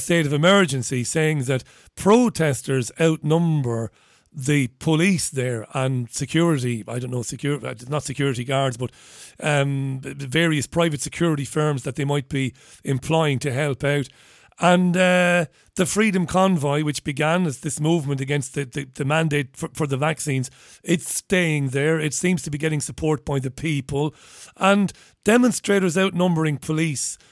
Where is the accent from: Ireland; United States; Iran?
Ireland; as an Irish person, as a kid